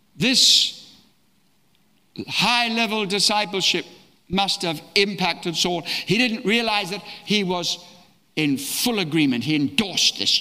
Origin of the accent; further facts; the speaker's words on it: Australia; also born or lived in East Africa; now in London, United Kingdom; I was born in East Africa, brought up in Australia, lived residentially in London, but traveled the world